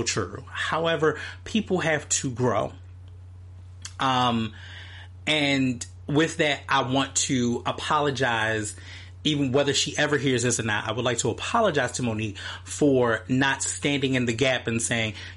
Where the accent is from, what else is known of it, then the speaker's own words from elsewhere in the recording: Baltimore, Maryland, United States; I'm from Baltimore, Maryland